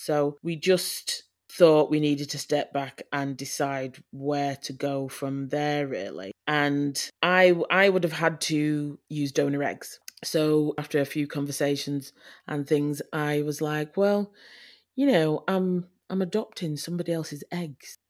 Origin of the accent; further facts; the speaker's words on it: Leeds, Yorkshire and the Humber, United Kingdom; moved away as an adult; now in North West England, United Kingdom; I am from Leeds. I was born in Leeds to, um, my mum and dad